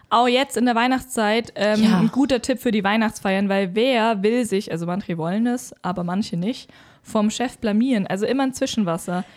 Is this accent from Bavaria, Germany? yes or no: yes; Bavaria, Germany; bei uns in Deutschland, Bayern